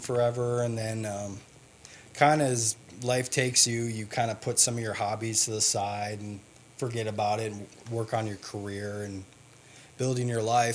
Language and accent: English; Wisconsin, United States; I grew up in Wisconsin